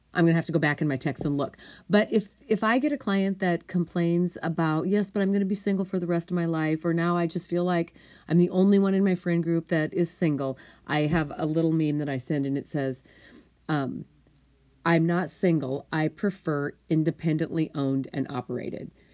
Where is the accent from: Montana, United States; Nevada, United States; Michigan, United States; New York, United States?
Montana, United States; I was raised in Montana.